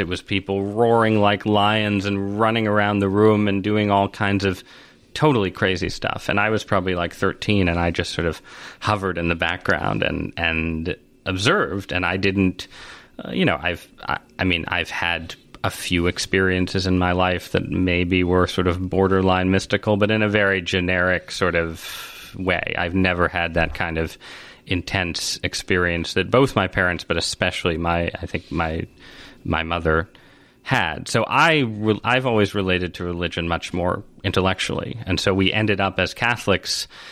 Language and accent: English; San Francisco, California, United States; I was born in San Francisco.